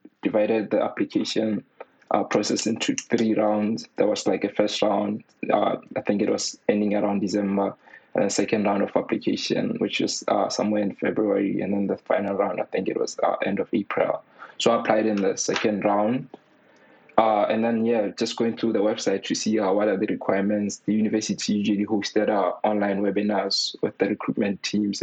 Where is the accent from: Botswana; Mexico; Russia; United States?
Botswana; moved away as an adult; also born or lived in Manchester, United Kingdom; now in United Kingdom; I was born and raised in Botswana.